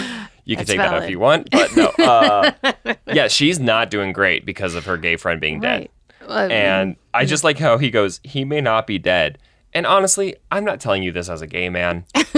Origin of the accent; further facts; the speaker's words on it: Colorado Springs, Colorado, United States; I grew up in Colorado Springs.